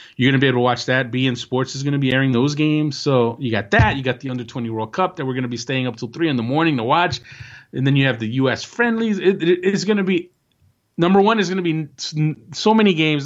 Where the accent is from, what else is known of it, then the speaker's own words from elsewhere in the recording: United States; being an American